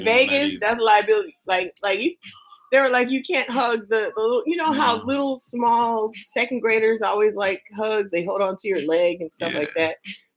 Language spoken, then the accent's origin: English; the West, United States; moved away; I'm from the West.